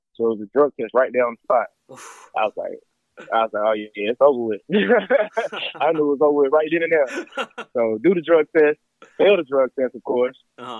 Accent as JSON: {"language": "English", "town": "Atlanta", "region": "Georgia", "country": "United States", "said": "Like I said earlier, I'm from Atlanta. City of finesse."}